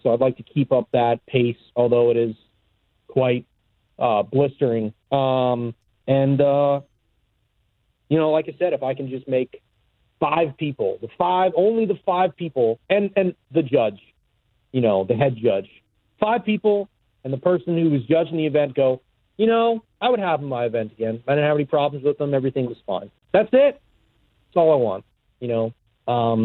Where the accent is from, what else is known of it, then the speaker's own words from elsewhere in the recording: New York, United States; I grew up in New York